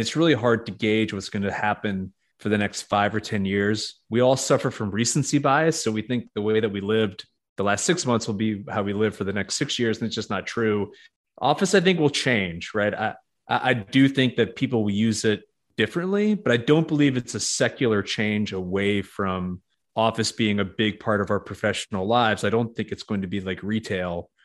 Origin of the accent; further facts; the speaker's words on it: New York, United States; moved away as an adult; also born or lived in Connecticut / Boston; now in Nashville, United States; I'm from New York originally